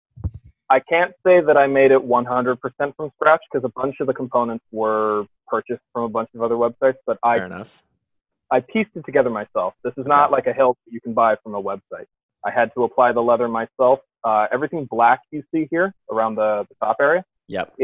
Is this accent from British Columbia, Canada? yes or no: no; Thunder Bay, Ontario, Canada; moved away; my hometown of Thunder Bay, Ontario